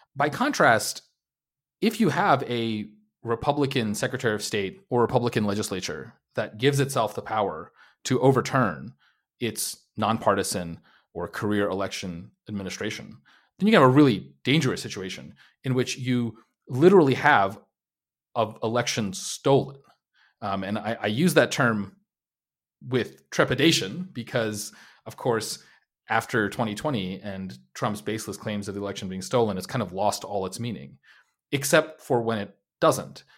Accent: New York City, New York, United States; also born or lived in New Jersey / Long Island; I'm from, uh, the New York City area. I was, uh, born in New York City, New Jersey, Long Island

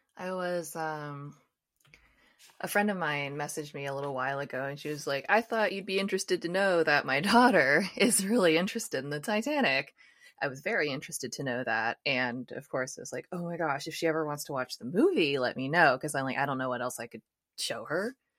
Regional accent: United States; I'm from the United States

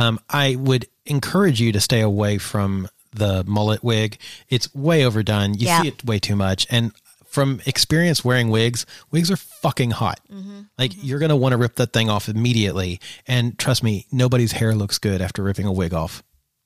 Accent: the South, United States; probably because of growing up in the South and seeing this all the time

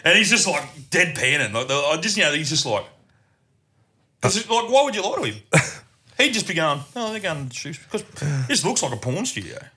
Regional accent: Murgon, Queensland, Australia; I'm from Murba. Grew up, grew up. Still there, still there

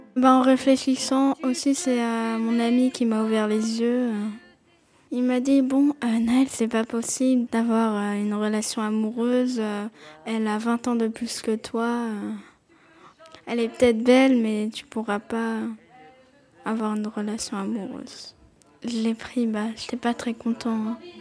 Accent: Montpellier, Occitania, France; j'ai 10 ans, je suis née à Montpellier

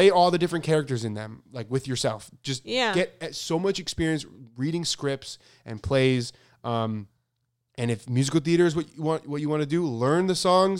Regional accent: Italy; Also, I'm from Italy, and here it would be much harder than it seems in the US.

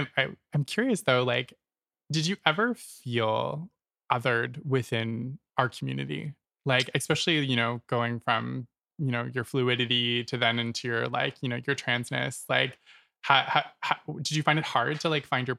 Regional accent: Nova Scotia, Canada; moved away as an adult; now in Toronto, Canada; I'm from Nova Scotia originally.

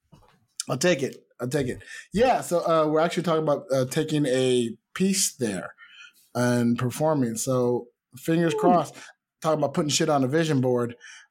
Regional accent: United States; I am American.

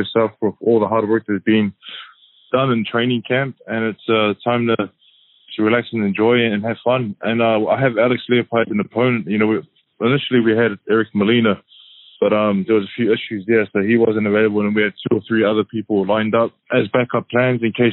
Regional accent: New Zealand; me as a New Zealander, Samoan

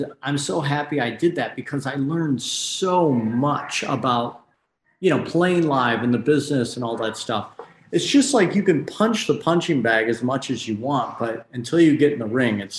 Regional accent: Michigan, United States; moved away as an adult; now in Los Angeles, United States; Right. Yeah. And I left that like right when I turned 18. So I've been out here for 1,000 years, it seems like.

